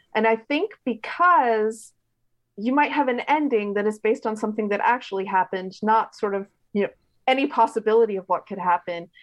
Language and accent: English; Richmond, Virginia, United States; I grew up in Richmond, Virginia